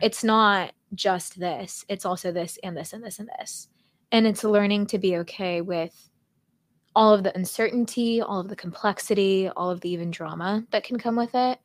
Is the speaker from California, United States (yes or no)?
yes; California, United States; moved away as an adult; also born or lived in Texas; I grew up in California